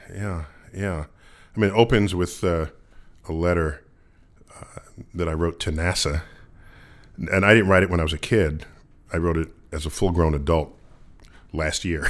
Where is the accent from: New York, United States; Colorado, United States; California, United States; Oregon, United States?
New York, United States; New York City; I growing up in the Bronx